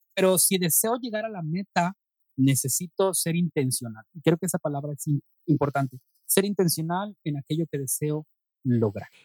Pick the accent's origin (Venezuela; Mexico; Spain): Mexico; Monterrey, Nuevo León; born or raised there; also born or lived in Nuevo Laredo, Tamaulipas